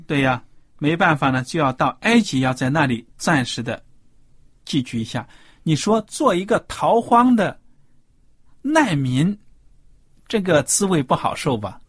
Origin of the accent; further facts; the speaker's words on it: China; 我们中国人